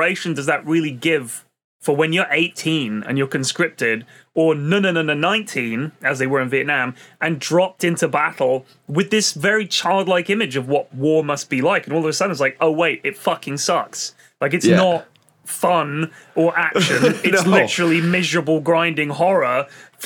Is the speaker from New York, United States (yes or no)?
yes; New York City, New York, United States; when I was growing up in Queens